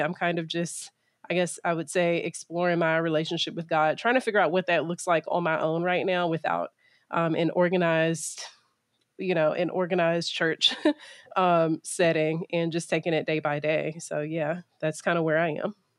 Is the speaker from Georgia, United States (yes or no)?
yes; Middle Georgia, United States; also born or lived in Pennsylvania; I grew up in Middle Georgia